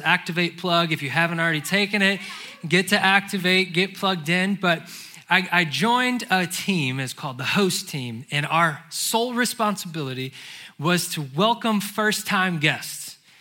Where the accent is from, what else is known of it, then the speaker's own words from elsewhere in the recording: St. Louis, Missouri, United States; moved away as an adult; now in Charlotte, United States; I have been born and raised in St. Louis